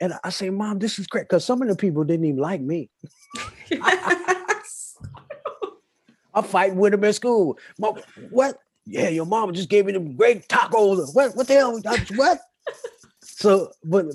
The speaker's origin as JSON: {"language": "English", "town": "Oakland", "region": "California", "country": "United States", "tie": "born or raised there", "said": "my hometown, Oakland"}